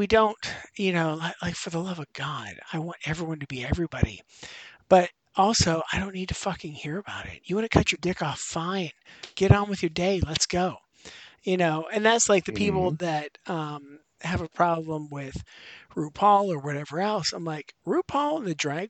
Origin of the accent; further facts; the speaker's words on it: Western Pennsylvania, United States; moved away; I grew up in Western Pennsylvania